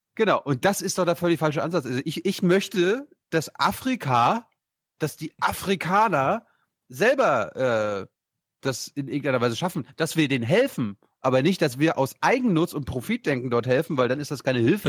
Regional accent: Mecklenburg-Vorpommern, Germany; Ich komme ja, ich ja aus MacPom von meinem Dorf

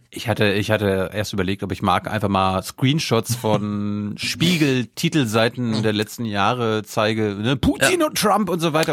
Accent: Mecklenburg-Vorpommern, Germany; moved away; in meiner Heimat

